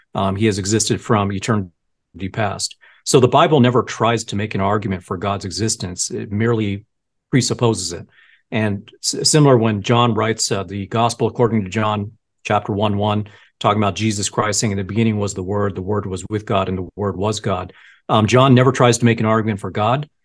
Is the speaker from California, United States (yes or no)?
yes; El Segundo, California, United States; I grew up in El Segundo. It's a kind of a beach town